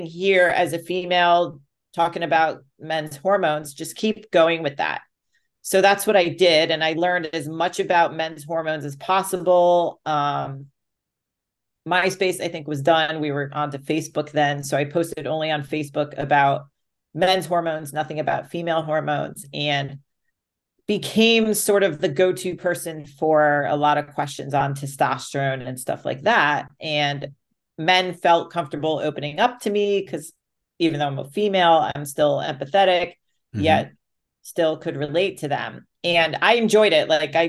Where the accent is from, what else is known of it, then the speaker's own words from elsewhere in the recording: Greenwich, Connecticut, United States; And the town I grew up in Connecticut, Greenwich, very wealthy. A lot of well-off people. It was the first town outside New York City.